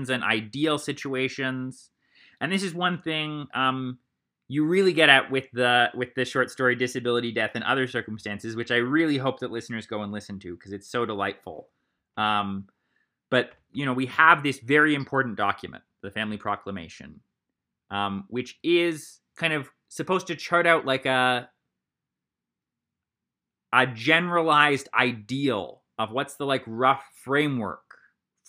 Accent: Columbus, Ohio, United States; I grew up in Columbus, Ohio, and it was all early morning seminary there

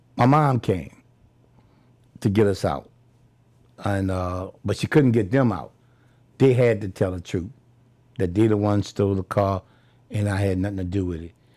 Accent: New Orleans, Louisiana, United States; I'm from the Magnolia Project

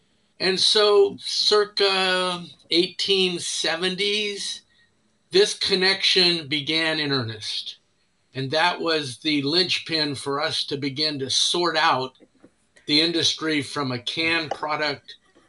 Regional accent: Richmond, California, United States; moved away as an adult; now in Louisiana, United States; although I live in Louisiana, I was born and raised in the San Francisco Bay Area.

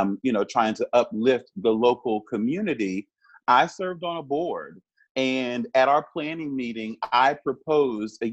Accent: Richmond, Virginia, United States; as a Black person growing up in Richmond, I strangely took pride in Monument Avenue

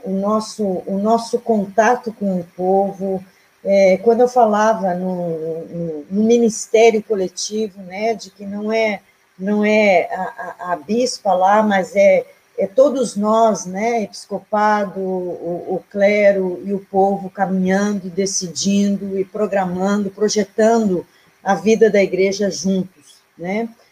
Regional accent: Canguçu, Rio Grande do Sul, Brazil; do lugarzinho onde eu nasci, que é a Cochilha dos Campos

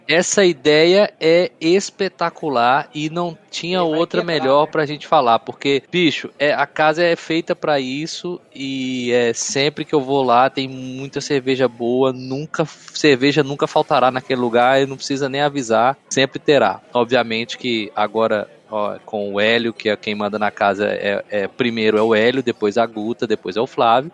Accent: Brasília, Federal District, Brazil; eu sou de Brasília

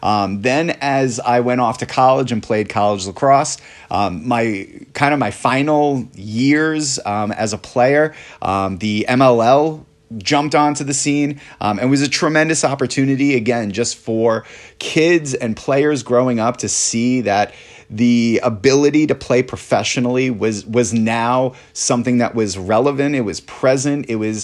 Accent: New York, United States; Back when I was a child and I grew up on Long Island, lacrosse was big. It was one of the bigger sports in the area.

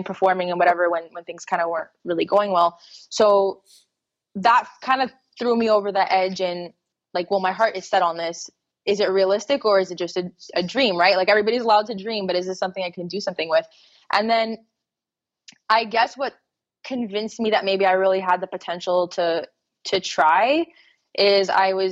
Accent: Montreal, Quebec, Canada; I grew up in Montreal, Canada

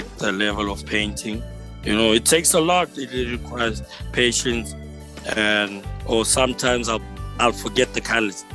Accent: Johannesburg, Gauteng, South Africa; my hometown, here in Joburg, by Cosmo City

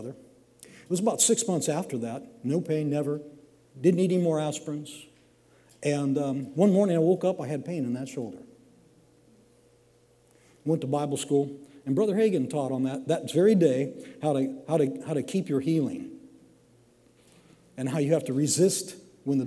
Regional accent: Washington, United States; moved away; I grew up in Washington. It's kind of wet up there

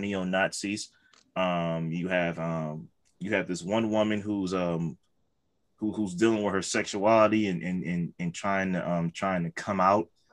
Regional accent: Detroit, Michigan, United States; I'm from Detroit.

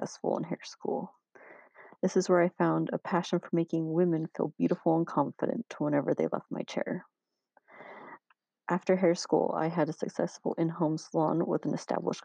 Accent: American Fork, Utah, United States; I grew up in American Fork, Utah, which is located about 32 miles south of Salt Lake City.

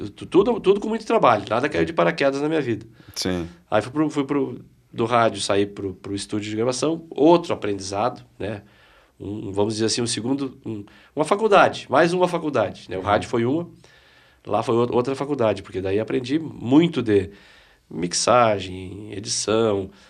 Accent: Piratini, Rio Grande do Sul, Brazil; Eu, eu sou de Piratini, né? Piratini. Piratini, que é a primeira capital farroupilha.

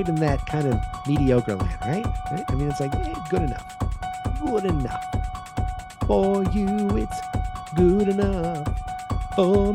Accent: Boston, Massachusetts, United States; accent: Boston; my Boston accent

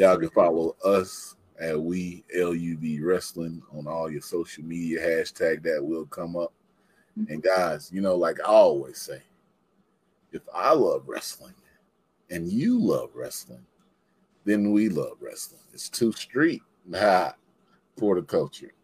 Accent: Mississippi, United States; I'm from Mississippi

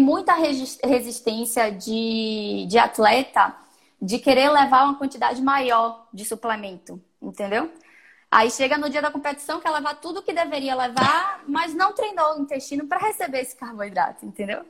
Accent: Salvador, Bahia, Brazil; eu sou de Salvador, sou nutricionista já há algum tempinho

